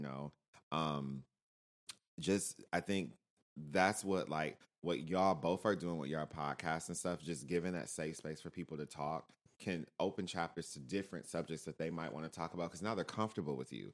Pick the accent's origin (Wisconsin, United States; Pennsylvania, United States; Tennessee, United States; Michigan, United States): Michigan, United States; moved away; growing up in Michigan